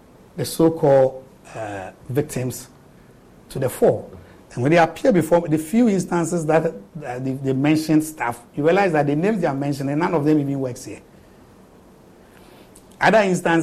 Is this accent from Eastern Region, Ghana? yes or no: yes; Eastern Region, Ghana; I'm from the Eastern region. I'm from Chebbi